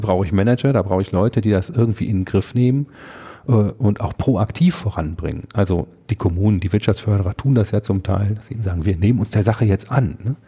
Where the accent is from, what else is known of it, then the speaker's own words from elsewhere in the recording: Münsterland, North Rhine-Westphalia, Germany; now in Ruhr area, Germany; ich komme ja gebürtig aus dem Münsterland, bin also zugereister